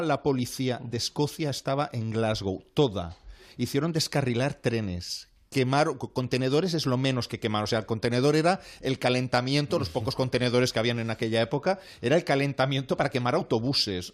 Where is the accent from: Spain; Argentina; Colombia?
Spain; Vallès, Catalonia; soy del Vallés